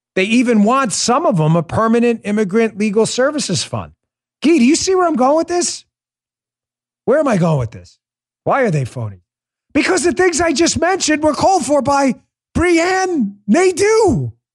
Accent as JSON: {"language": "English", "region": "New York", "country": "United States", "tie": "born or raised there", "said": "I grew up in New York. I police those streets."}